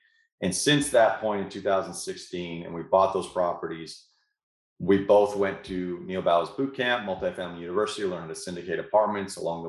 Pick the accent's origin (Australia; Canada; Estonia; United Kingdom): Canada; moved away as an adult; now in United States; I came here from Canada back in 2004 to play college baseball in Shreveport.